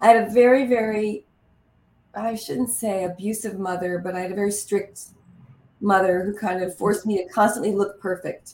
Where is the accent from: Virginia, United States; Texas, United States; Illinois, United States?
Texas, United States; El Paso; I was born in El Paso, Texas